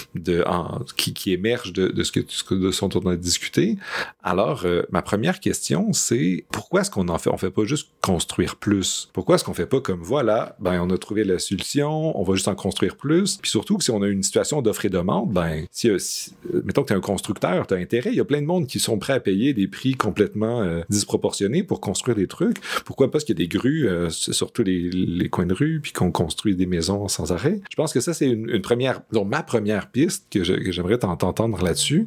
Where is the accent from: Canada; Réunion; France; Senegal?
Canada; Montreal, Quebec; en tant que Montréalais